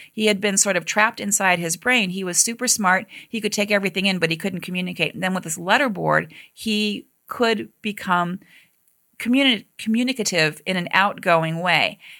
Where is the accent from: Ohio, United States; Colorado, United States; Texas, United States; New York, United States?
Ohio, United States; Cleveland; now in Washington, United States; my hometown of Cleveland